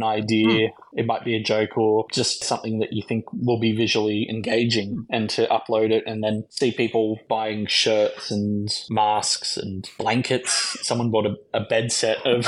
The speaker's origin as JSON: {"language": "English", "town": "Lismore", "region": "New South Wales", "country": "Australia", "tie": "born or raised there", "said": "I grew up in Lismore"}